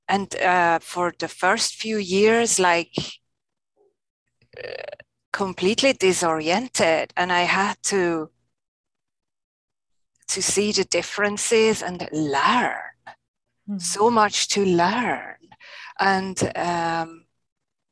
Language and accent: English; Alsace, Grand Est, France; now in Maryland, United States; I grew up with a wide view of hills, the Alsace to be specific.